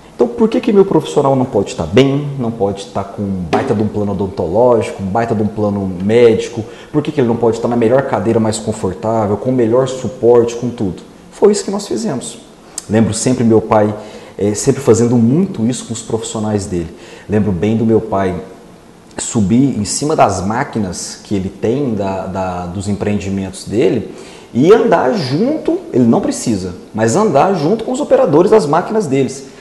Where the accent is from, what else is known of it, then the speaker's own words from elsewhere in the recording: Rio Verde, Goiás, Brazil; also born or lived in Itumbiara, Goiás; fiquei até os seis meses de idade e depois vim embora para Rio Verde. Então um Rio Verdense